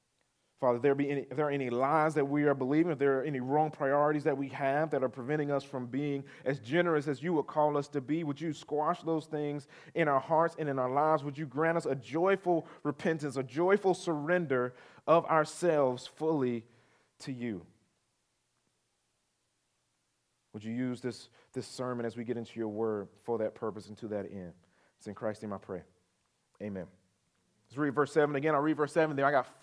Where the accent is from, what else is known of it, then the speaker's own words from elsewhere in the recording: Chester, South Carolina, United States; A couple weeks ago, so I grew up in Chester, South Carolina.